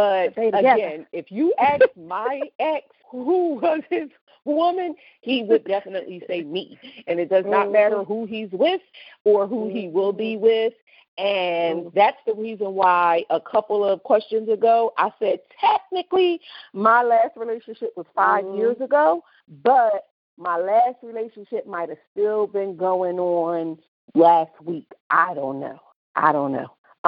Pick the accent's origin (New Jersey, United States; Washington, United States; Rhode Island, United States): New Jersey, United States; Camden; What city and state is your hometown? Well, you know what it is. We're both from Camden, New Jersey.